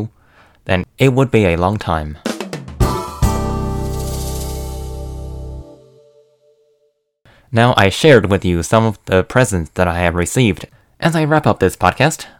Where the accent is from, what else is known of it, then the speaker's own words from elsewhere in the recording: China; now in United States; I am from China.